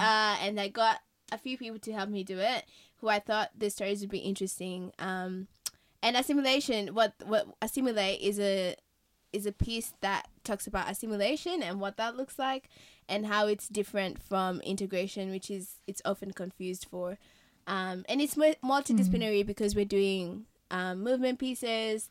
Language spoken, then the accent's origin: English; Kenya; moved away; I've been raised in Kenya all my life